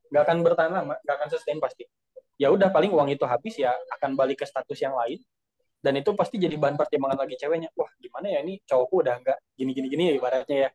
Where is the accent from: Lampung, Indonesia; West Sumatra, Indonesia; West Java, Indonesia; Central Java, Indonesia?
West Java, Indonesia; Bandung; tapi let's say daerahku lah di Bandung itu kajian-kajian ceramah segala macam tuh wah membludak banyak banget